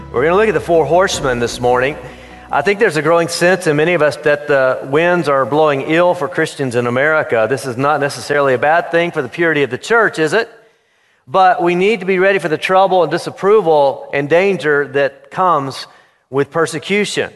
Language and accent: English; Florida, United States; I grew up in Florida